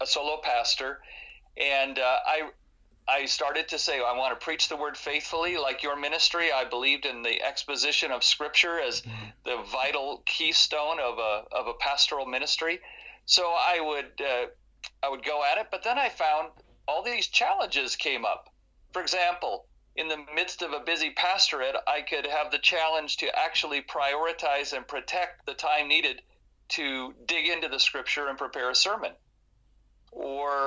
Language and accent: English; United States; moved away as an adult; also born or lived in California / Ottawa, Canada; now in Toronto, Canada; I'm an American living in Canada